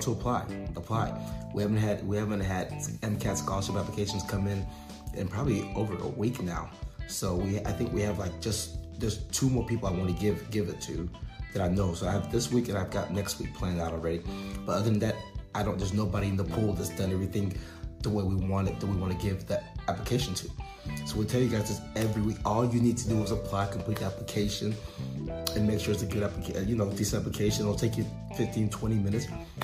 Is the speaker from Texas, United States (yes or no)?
yes; outside of Houston, Texas, United States; I grew up outside of Houston, so I actually went to high school and played ball with his nephew